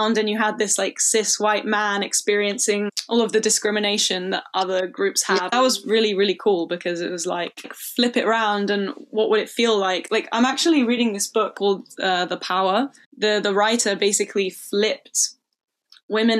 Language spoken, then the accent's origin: English; London, United Kingdom; I grew up in London, like it's very queer friendly.